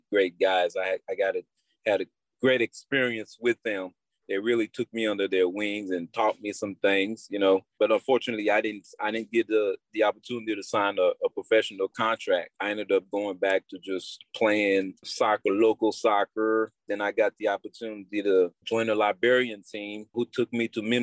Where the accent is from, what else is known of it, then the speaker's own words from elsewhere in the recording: Guadeloupe; I was born in Guadeloupe of Haitian mother. I grew up in Guadeloupe playing soccer at a very young age.